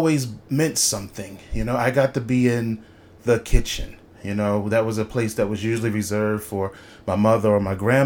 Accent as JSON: {"language": "English", "town": "Philadelphia", "region": "Pennsylvania", "country": "United States", "said": "I am from Philadelphia."}